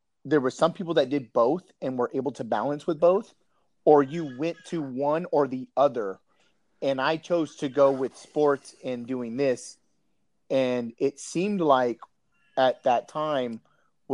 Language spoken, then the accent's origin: English; California, United States; also born or lived in San Diego; I'm from California